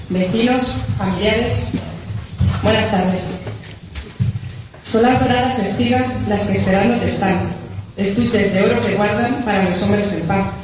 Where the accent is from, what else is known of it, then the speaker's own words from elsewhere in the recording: Consuegra, Castilla-La Mancha, Spain; un honor como mujer y como consaurense